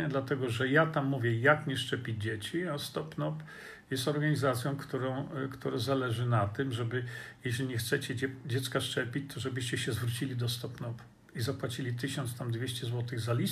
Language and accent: Polish; Australia; Bardzo mi przykro z tego powodu, bo ja jestem Australijczykiem.